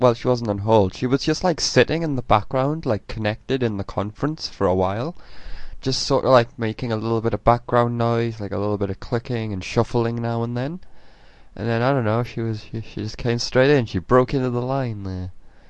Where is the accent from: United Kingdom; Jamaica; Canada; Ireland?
United Kingdom; England; now in United States; I'm English, I don't know how things work here, because in England we have like the ground floor, and then the first floor, but you guys have like the first floor, then the second floor, so it's quite confusing.